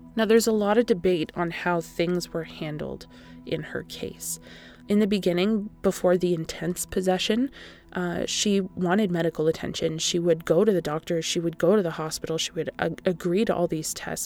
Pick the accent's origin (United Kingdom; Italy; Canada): Canada; I am That Canadian